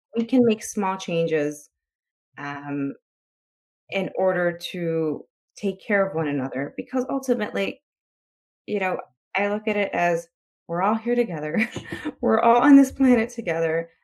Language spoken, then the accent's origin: English; Chicago, Illinois, United States; I'm from Chicago, so I live in a city